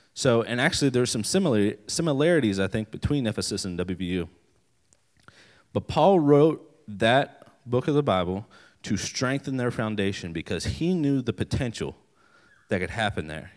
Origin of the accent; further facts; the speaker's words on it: West Virginia, United States; moved away as an adult; now in Maryland, United States; I am actually from West Virginia originally. Uh, I'm not from Maryland originally.